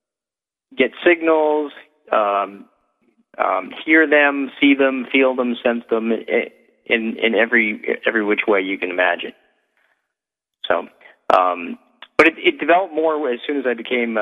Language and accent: English; Massachusetts, United States; moved away; also born or lived in New Hampshire; I'm actually coming back to Massachusetts, which is really? My home state